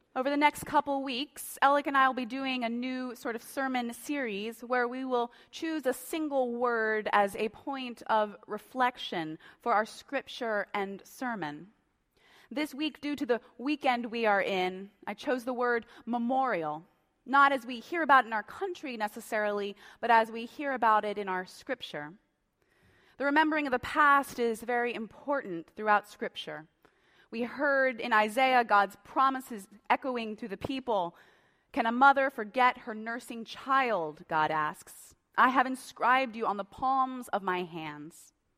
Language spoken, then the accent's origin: English; Tulia, Texas, United States; now in Colorado, United States; I was born in Tulea, Texas